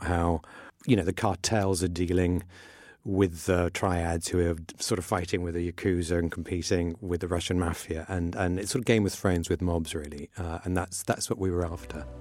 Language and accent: English; Iran; moved away; I grew up in in Iran, which was very tolerant of all religions